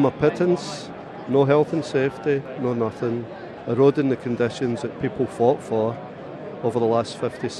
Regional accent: Scotland, United Kingdom; moved away as an adult; now in Melbourne, Australia; I come from Scotland 30 years ago to get away from a woman called Margaret Thatcher

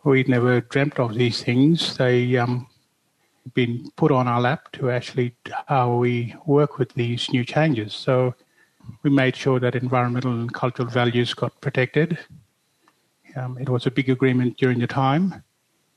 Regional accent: Derby, Western Australia, Australia; also born or lived in Broome / Mount Anderson; I grew up and born in Derby

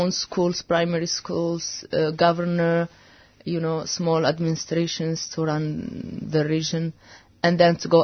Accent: Western Sahara; moved away; I am from Western Sahara

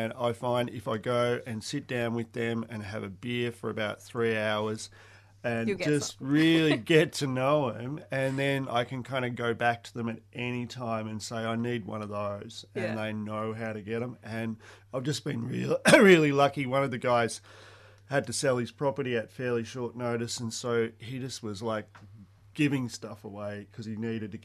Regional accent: Australia; I grew up on the Murray yabbying, kind of like Huck Finn country it was

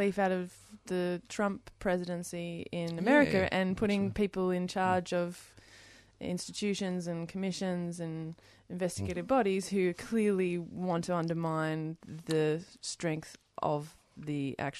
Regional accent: Tasmania, Australia; It's a funny thing growing up in Tasmania

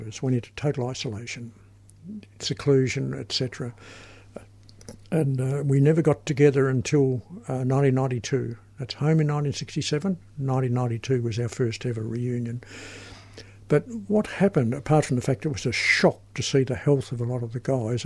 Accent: Australia; I'm an Australian

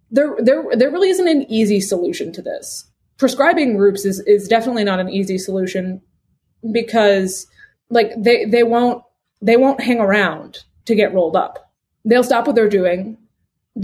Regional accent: United States; I'm an American

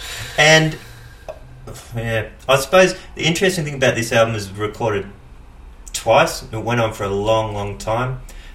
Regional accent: Benalla, Victoria, Australia; also born or lived in Dookie; I'm from Benalla, or Dookie if you want to get specific.

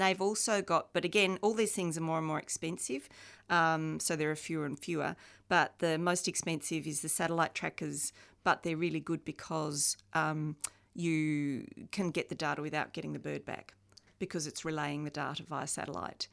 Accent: Australia; also born or lived in England; now in Melbourne, Australia; They migrated t, uh, to Australia from England in nineteen sixty-six, the year I was born.

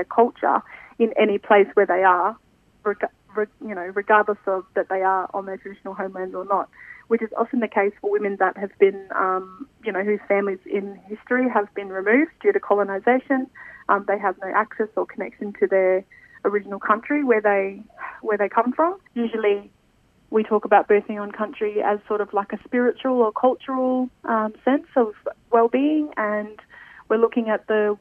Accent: Alice Springs, Northern Territory, Australia; now in Canberra, Australia; I'm an Arante woman. I'm from Alice Springs and I'm currently living in Canberra.

